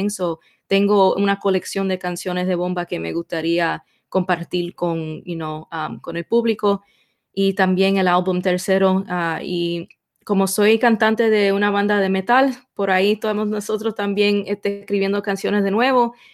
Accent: Puerto Rico; ella es negra, sí, pero que no, no saben que soy boricua.

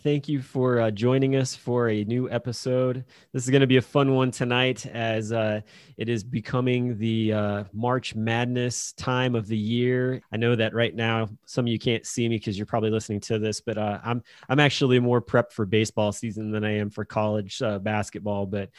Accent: Indiana, United States; now in Ohio, United States; I grew up in Indiana, so I'm a Hoosier fan.

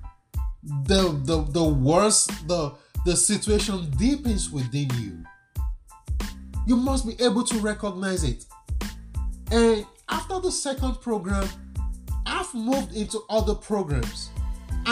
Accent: Nigeria; I'm a Nigerian

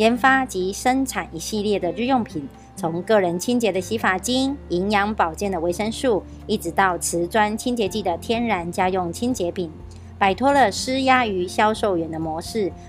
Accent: Miaoli County, Taiwan; 今天要为大家导读的主题是我如何做到。

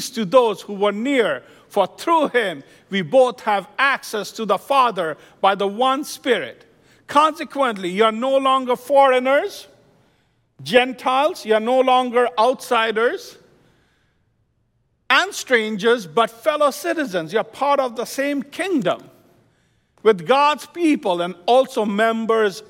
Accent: India; moved away as an adult; also born or lived in Midwest, United States / New Jersey, United States; now in United States; When I came from India in 1992, I landed in New Jersey, stayed with my cousin

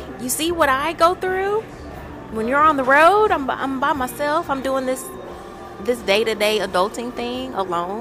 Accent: Louisiana, United States; we're from Louisiana

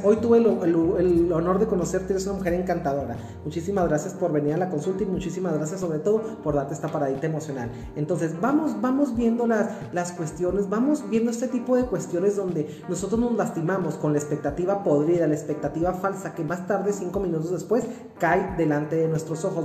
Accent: Mexico; orgullosamente mexicano que soy

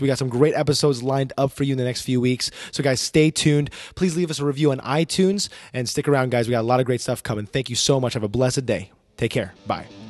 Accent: New Jersey, United States; also born or lived in New York City; now in Dallas Fort Worth, United States; I was born in New York City, uh, raised in the state of New Jersey, uh, but now I call the great state of Texas home

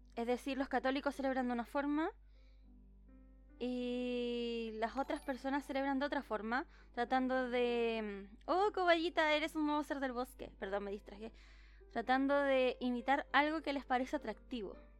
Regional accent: Chile; no soy mexicana y soy chilena

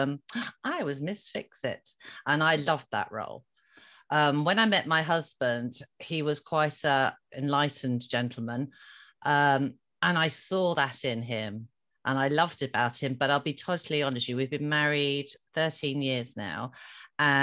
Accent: Ireland; being an Irish Catholic girl, I was brought up with the word fault and blame.

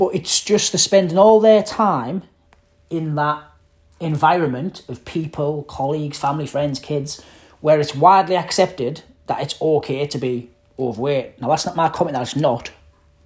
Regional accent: Middlesbrough, North East England, United Kingdom; moved away; I'm from Middlesbrough, rough part of Middlesbrough, council estate

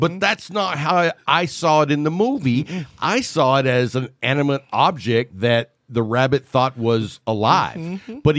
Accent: the South, United States; I grew up in the South

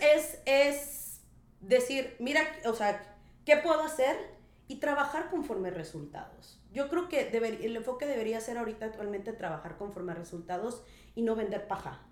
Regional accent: Minatitlán, Veracruz, Mexico; moved away as an adult; now in Tulum, Mexico; originaria orgullosamente de la ciudad de Minatitlán, Veracruz. Sí, señor, soy jarocha

